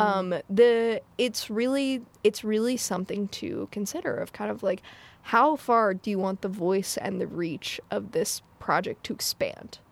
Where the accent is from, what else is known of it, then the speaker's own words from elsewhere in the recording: United States; my mom is white and I grew up in America